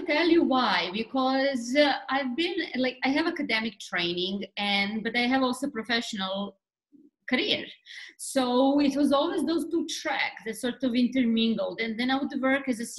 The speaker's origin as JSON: {"language": "English", "town": "Belgrade", "country": "Serbia", "first_language": "Serbian", "second_language": "English", "moved": "as an adult", "lives_now": "New York, United States", "said": "I'm Serbian from Belgrade, the capital of Serbia. I moved to New York 20 years ago"}